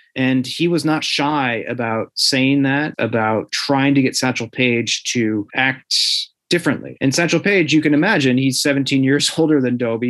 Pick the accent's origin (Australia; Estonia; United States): United States; near St. Louis, Southern Illinois; I grew up in Southern Illinois uh, near St. Louis